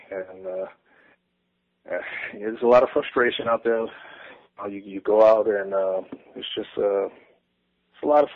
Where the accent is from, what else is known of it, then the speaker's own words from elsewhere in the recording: Orlando, Florida, United States; I'm from Orlando, Florida